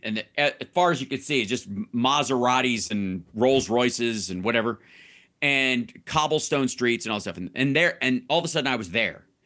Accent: Kentucky, United States; moved away; also born or lived in Chicago / Florida; growing up in Kentucky

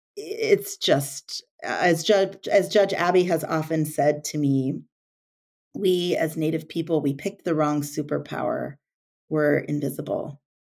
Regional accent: the Northwest, Pacific Northwest, United States; I grew up in the Northwest

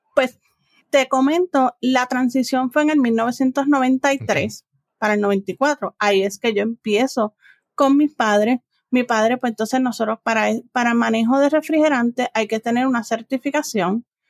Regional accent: San Juan, Puerto Rico; also born or lived in United States; Yo soy de San Juan, Puerto Rico, literalmente de aquí, de la capital de Puerto Rico. Me crié aquí

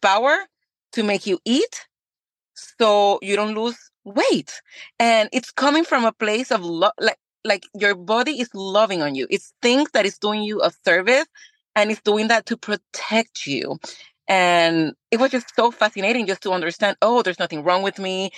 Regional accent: Puerto Rico; moved away as an adult; now in Texas, United States; I was born and raised in Puerto Rico

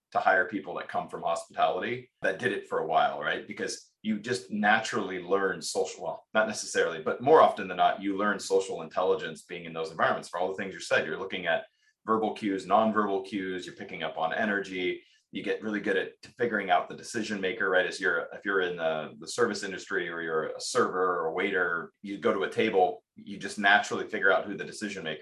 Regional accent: Pacific Northwest, United States; I grew up in the Pacific Northwest.

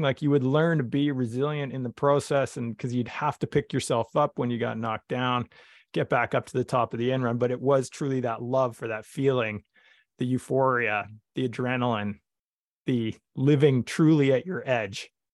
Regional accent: Vernon, British Columbia, Canada; I grew up in Vernon, British Columbia, Canada

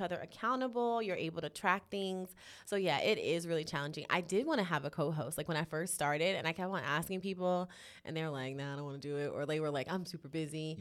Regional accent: New York City, New York, United States; moved away as an adult; now in Los Angeles, United States; I'm born and raised in Harlem

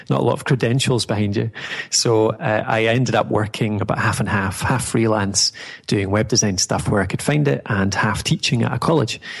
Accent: Dumfries, Scotland, United Kingdom; now in Dundee, United Kingdom; Uh, I'm from Scotland, so uh, originally Dumfries in Scotland, uh, so that's southwest of Scotland, down the bottom corner. Uh, these days, I'm in Dundee.

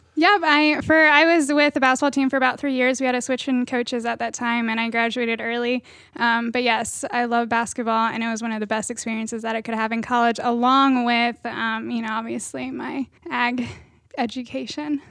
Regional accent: Marion County, Ohio, United States; I am from Marion County

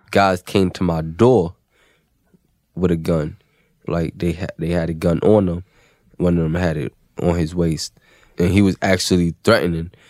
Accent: New York City, New York, United States; born or raised there

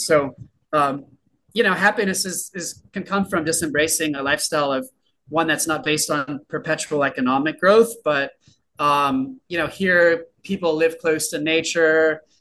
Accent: San Diego, California, United States; moved away as an adult; I'm from San Diego, California, which is a very nice place

